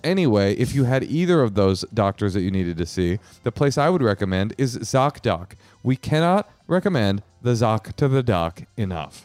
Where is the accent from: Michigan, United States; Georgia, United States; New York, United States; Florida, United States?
New York, United States; New York City; I was born in Queens